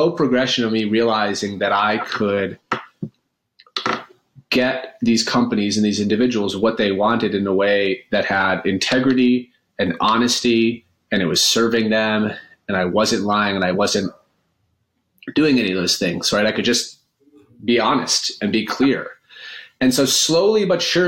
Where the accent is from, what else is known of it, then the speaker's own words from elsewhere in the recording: Maine, United States; also born or lived in upstate New York; now in New York, United States; I live in upstate New York now, and I grew up in Maine around a number of self-described hippies